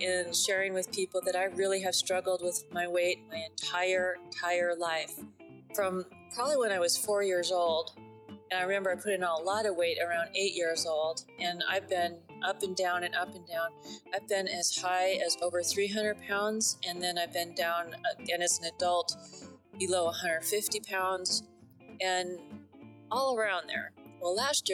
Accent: La Crescenta, California, United States; We're from La Crescenta

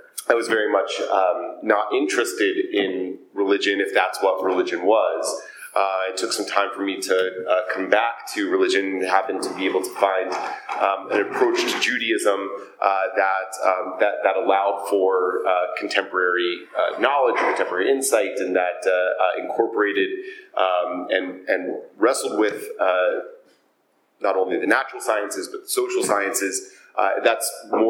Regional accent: Atlanta, Georgia, United States; I was born and raised in Atlanta, Georgia.

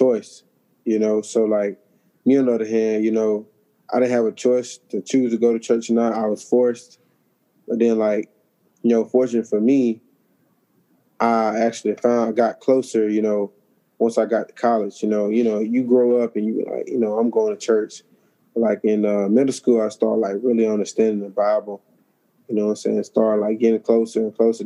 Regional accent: Montgomery, Alabama, United States; moved away as an adult; now in Jacksonville, United States; I'm from Montgomery, Alabama, born and raised

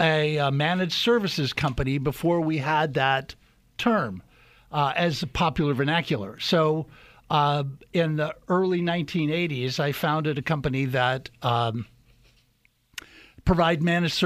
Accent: Midwest, United States; So I grew up mostly in the Midwest, but my dad was in the military when I was a kid.

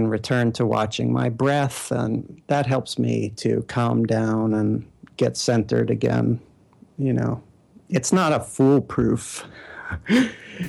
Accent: New York City, New York, United States; moved away; also born or lived in Bay Area / Sweden / Manhattan; I'm born and raised in Brooklyn, and I'm back

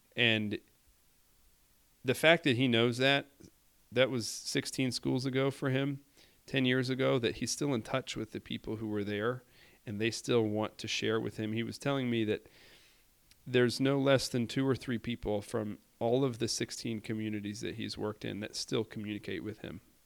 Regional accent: Indianapolis, Indiana, United States; I say Indianapolis

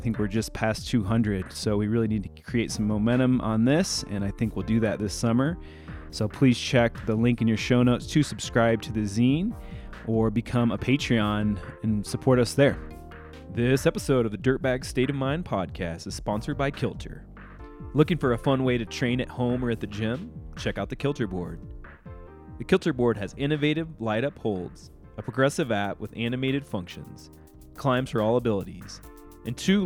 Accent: United States; as an American climber and privileged white male

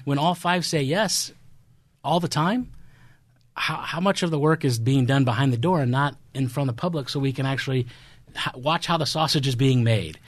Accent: Midwest, United States; moved away; I'm from the Midwest. I have a different upbringing

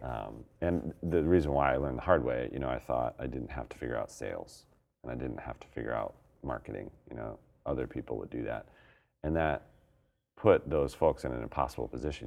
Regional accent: Colorado, United States; now in Portland, United States; I'm from Colorado, but we live in Portland

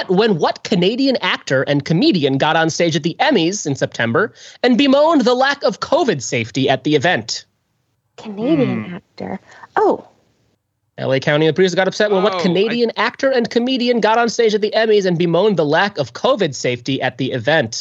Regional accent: Pakistan; I'm from Pakistan

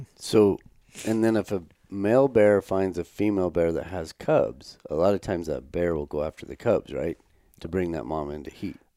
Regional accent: United States; now in Canada; we're from Wyoming, Colorado

